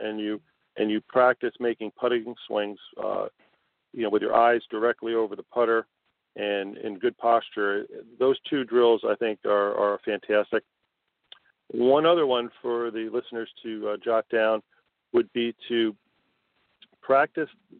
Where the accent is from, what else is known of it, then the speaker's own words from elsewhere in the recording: Connecticut, United States; now in South Florida, United States; I grew up in Connecticut, and I played all my high school and amateur golf up in Connecticut